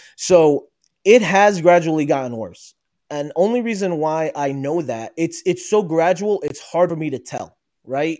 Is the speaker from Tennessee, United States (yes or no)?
no; New Jersey, United States; I was born and raised in New Jersey. Uh, I am Palestinian originally